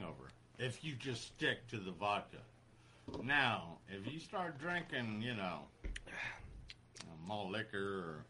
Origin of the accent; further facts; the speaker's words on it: United States; I'm an American. I'm one of those guys that thinks Equipo Sin Fronteras, okay? So, we're from the United States.